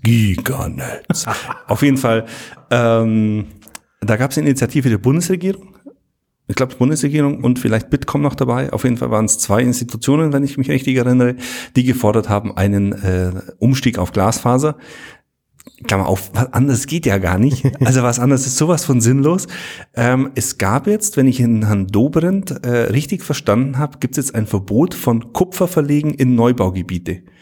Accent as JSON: {"language": "German", "region": "Bavaria", "country": "Germany", "said": "bei uns in Bayern"}